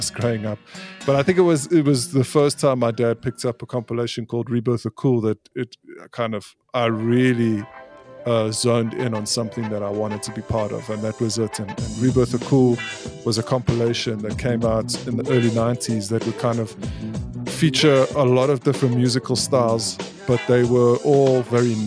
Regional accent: South Africa; also born or lived in Scotland; I am totally South African. I mean, I've been raised here

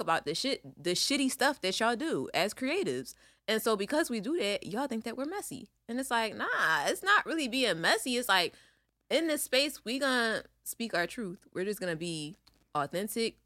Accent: Philadelphia, Pennsylvania, United States; we are from Philly

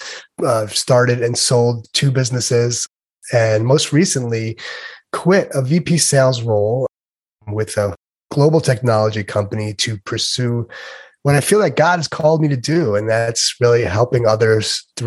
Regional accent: New York, United States; now in Southern California, United States; I'm originally from New York, born and raised. Now I live in Southern California

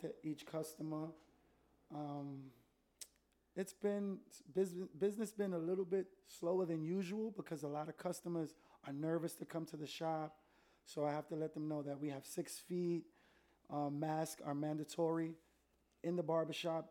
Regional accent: New York City, New York, United States; I'm from Spanish Harlem

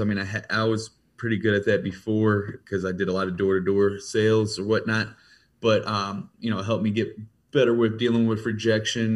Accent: Ferguson, Missouri, United States; I grew up in Ferguson, Missouri.

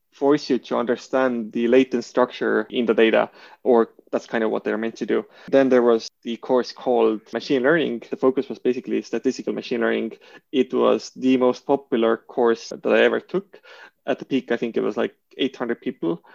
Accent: Estonia; moved away as an adult; also born or lived in Switzerland; me from Estonia

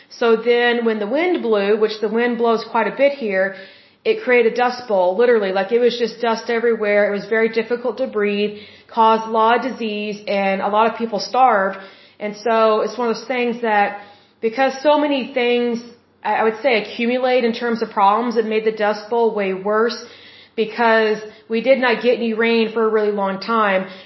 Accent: Oklahoma, United States; Being that I am originally from Oklahoma

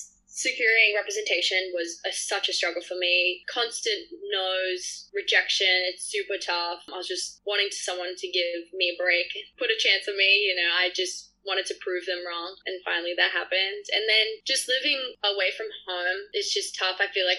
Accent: Australia; It's just so hard, especially because I'm Australian and have the visa.

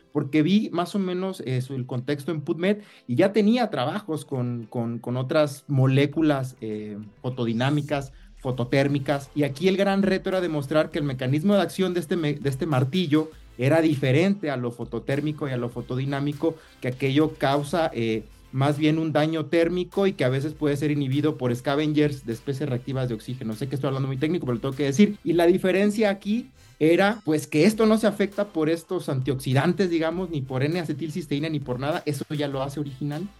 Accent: Lázaro Cárdenas, Michoacán, Mexico; igual soy de Lázaro Cárdenas, estudiamos eh, juntos en, el CCT

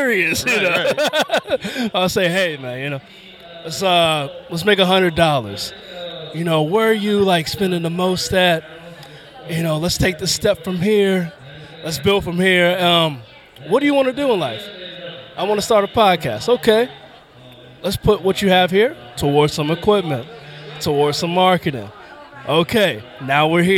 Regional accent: Virginia, United States; growing up in Virginia.

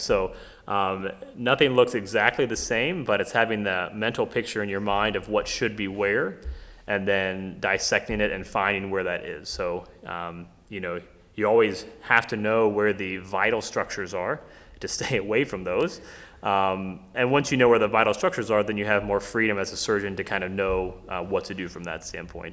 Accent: Middletown, Ohio, United States; I grew up here in Ohio, um, actually in Middletown

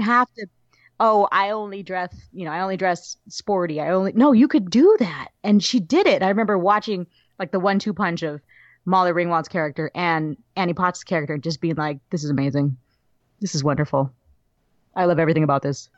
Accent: Southern California, United States; growing up in Southern California

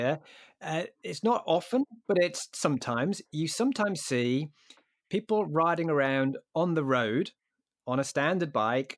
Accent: England, United Kingdom; as an Englishman

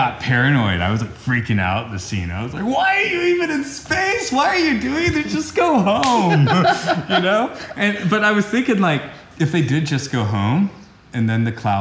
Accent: Atlanta, Georgia, United States; I'm from Atlanta

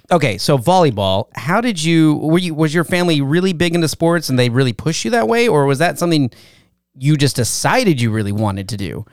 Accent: Valencia, California, United States; I was born in Valencia

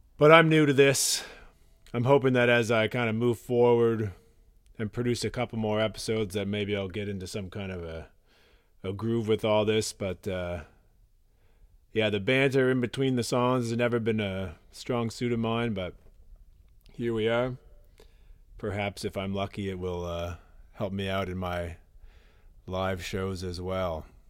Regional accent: Nova Scotia, Canada; I'm from Nova Scotia, Canada.

